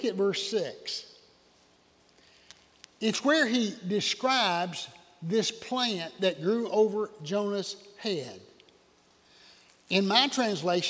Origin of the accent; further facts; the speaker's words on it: Oconee County, South Carolina, United States; I'm from Oconee County.